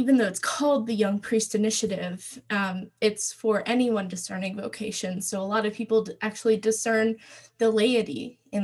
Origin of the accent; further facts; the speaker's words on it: Maryland, United States; I was born in Maryland. I grew up on a family farm